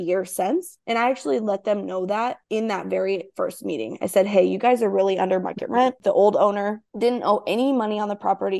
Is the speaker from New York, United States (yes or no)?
no; small town in Iowa, United States; I'm in this small town in Iowa